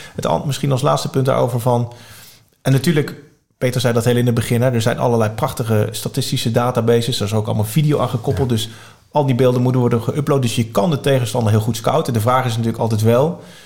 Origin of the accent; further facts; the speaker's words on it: Arnhem, Gelderland, Netherlands; ik ben opgegroeid in Arnhem